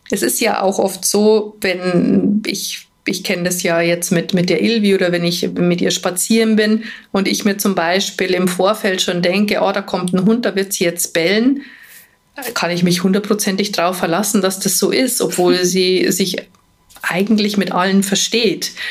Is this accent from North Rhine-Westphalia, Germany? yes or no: no; Bavaria, Germany; Also ich sage immer, bei uns in Bayern sagt man pressiert, wenn es einem nie schnell genug geht